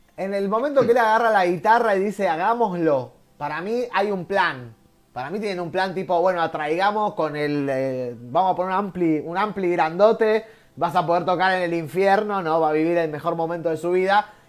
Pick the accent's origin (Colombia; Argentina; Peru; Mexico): Argentina; somos jodones los argentinos